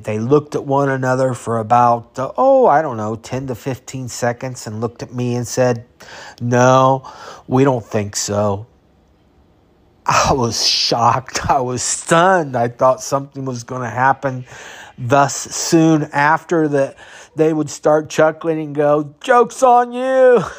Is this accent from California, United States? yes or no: yes; California, United States; I learned about fatherhood in California. I learned about growing up in California.